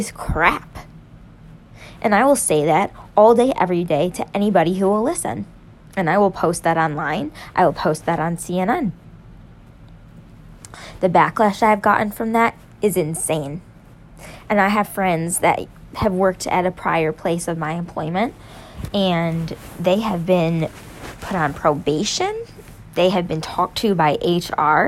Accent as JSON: {"language": "English", "region": "New York", "country": "United States", "said": "I'm a New Yorker, okay? I'm a conservative in New York"}